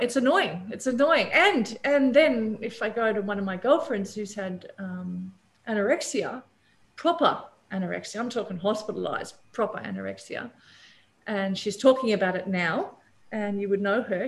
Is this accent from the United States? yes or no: no; Papua New Guinea; also born or lived in Australia; now in Bali, Indonesia; growing up in Papua New Guinea